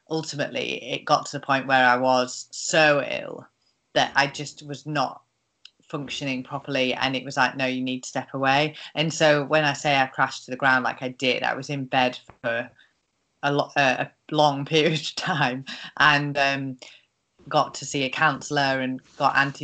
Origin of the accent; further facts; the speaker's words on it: Carlisle, North West England, United Kingdom; also born or lived in Australia; moving back to Carlisle, where I'm from, and starting at a law firm here, thinking that if I did 9 to 5 and was in my hometown